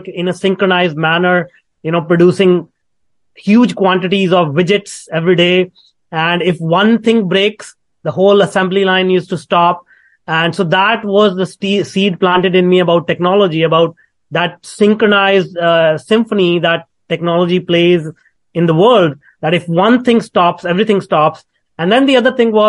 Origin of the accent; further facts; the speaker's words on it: India; moved away; I was born in India in a very, very small town